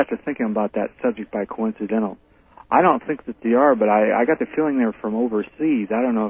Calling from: Fresno, California, United States; I'm calling from Fresno, California

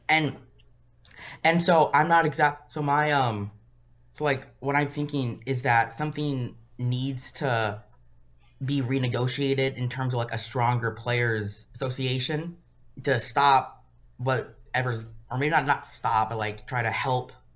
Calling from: Sacramento, California, United States; I'm calling from Sacramento, California

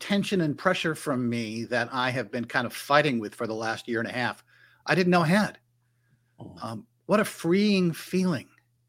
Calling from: North Carolina, United States; This time I'm actually in my home office in North Carolina.

